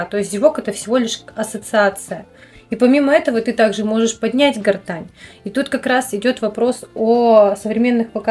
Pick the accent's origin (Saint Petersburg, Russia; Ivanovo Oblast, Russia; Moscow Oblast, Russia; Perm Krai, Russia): Perm Krai, Russia; Perm